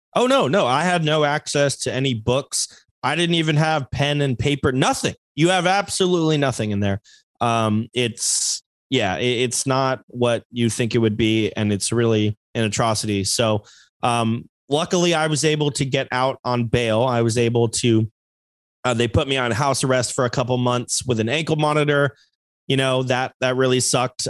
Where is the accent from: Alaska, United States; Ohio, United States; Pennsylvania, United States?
Alaska, United States; moved away; also born or lived in Queen Creek, Arizona; I am from Alaska